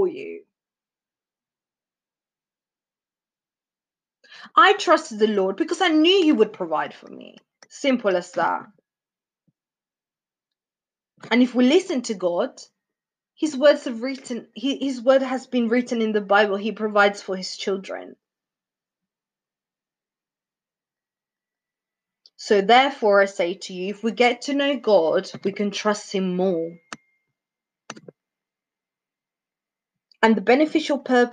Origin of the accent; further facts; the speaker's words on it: Venezuela; moved away; I'm from South America, if you guys didn't know. Venezuela.